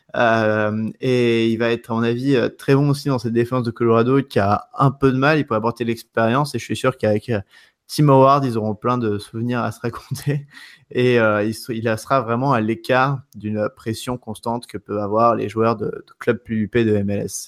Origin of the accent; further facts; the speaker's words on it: France; je suis français